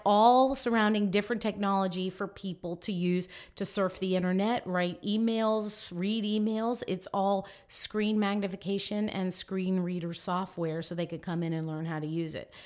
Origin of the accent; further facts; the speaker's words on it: Miami, Florida, United States; now in Tallahassee, United States; I grew up in Miami, loved it down there, beautiful